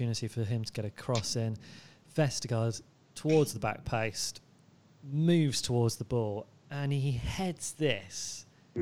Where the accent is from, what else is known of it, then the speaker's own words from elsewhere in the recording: Bath, South West England, United Kingdom; when I was growing up in Bath